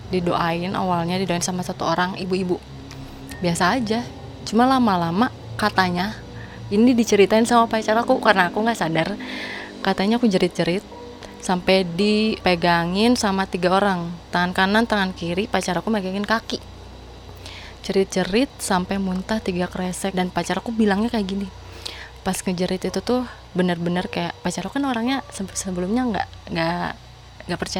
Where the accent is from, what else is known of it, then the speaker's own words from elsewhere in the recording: Sumedang, West Java, Indonesia; dibawa ke Sumedang karena aku kan orang Sumedang asli dibawa ke Sumedang ke leluhur